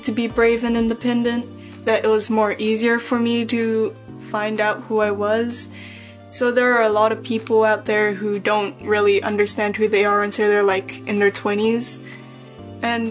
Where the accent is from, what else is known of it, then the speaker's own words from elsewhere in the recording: Auckland, New Zealand; Growing up in Auckland